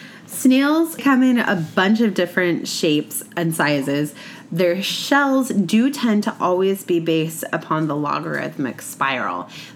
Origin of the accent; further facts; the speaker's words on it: western Oregon, United States; I grew up in Oregon, on the west side of Oregon